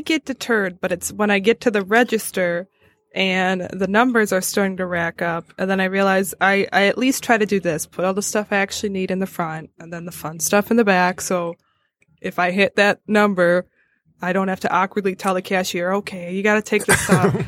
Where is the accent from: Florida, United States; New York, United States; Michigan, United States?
Michigan, United States; Madison Heights